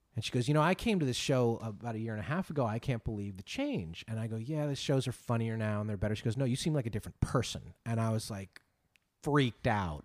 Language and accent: English; Northeast, United States; I grew up Catholic kid in the Northeast